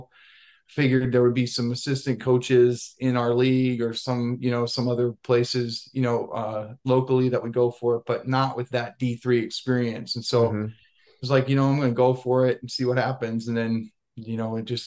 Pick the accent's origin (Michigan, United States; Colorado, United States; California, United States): California, United States; Southern; moved away as an adult; also born or lived in Oregon / Cornell (Iowa); now in Washington, United States; I grew up in Southern California in my high school. Well, my junior high and high school years were all in Southern California.